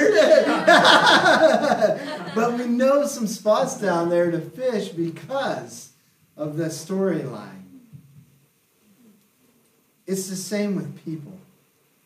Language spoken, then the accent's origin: English; Seattle, Washington, United States; moved away as an adult; also born or lived in Southern Oregon / India; I'm originally from Seattle area, city slicker